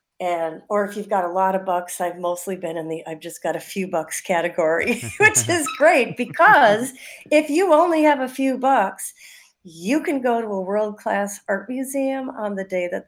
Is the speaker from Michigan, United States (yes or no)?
no; Milwaukee, Wisconsin, United States; I grew up on the South Side, which is great in its own way, just by Jackson Park, a beautiful park.